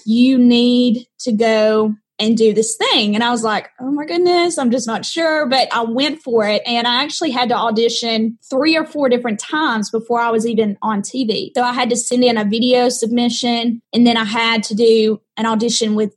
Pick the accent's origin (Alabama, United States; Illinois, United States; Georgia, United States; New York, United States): Alabama, United States; Muscle Shoals; accent: Southern; growing up here in Alabama